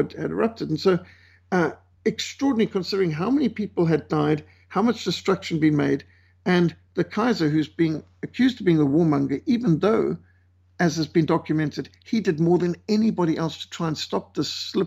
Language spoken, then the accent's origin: English; Bulawayo, Zimbabwe; where I was brought up in Bulawayo and Rhodesia